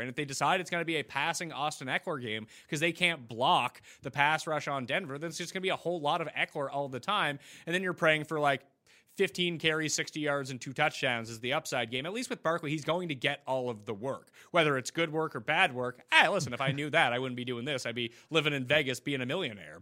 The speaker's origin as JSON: {"language": "English", "country": "Canada", "said": "being Canadian"}